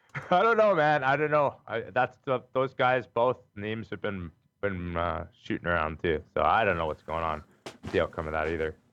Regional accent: Calgary, Alberta, Canada; I'm from Calgary

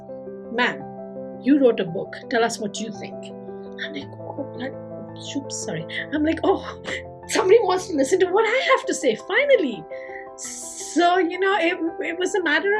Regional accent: India; moved away; staying connected with my home country

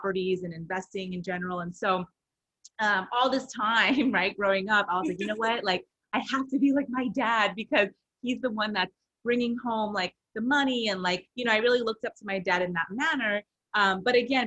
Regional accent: Rowland Heights, California, United States; So I am originally from Southern California in a small town called Roland Heights. So I grew up primarily in a very Asian community

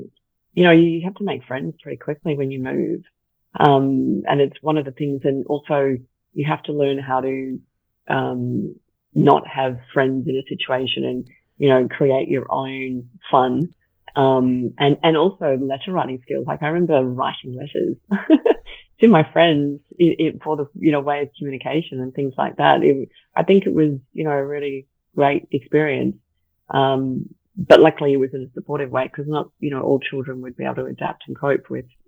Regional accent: Melbourne, Victoria, Australia; also born or lived in Scotland / Southern Africa; So I was born in Scotland. We then moved to Southern Africa. My brother was born there. And then we moved to Melbourne. My mum is Australian, my dad is Scottish. So then started schooling in Melbourne.

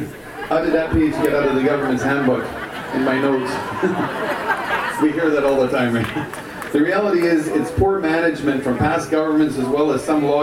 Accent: Spuzzum First Nation, British Columbia, Canada; I'm from the Spuzzum First Nation. It's in Nkutkamuk territory

